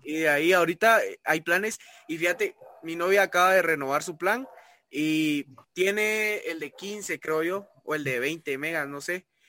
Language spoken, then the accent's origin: Spanish; Guatemala; nosotros eh, como guatemaltecos